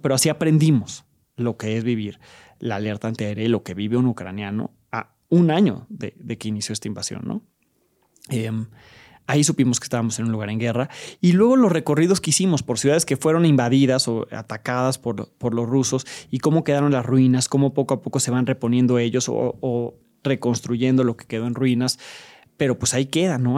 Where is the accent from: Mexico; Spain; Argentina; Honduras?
Mexico; en mi país hay mucha violencia y sí estamos en riesgo, pero es un país en paz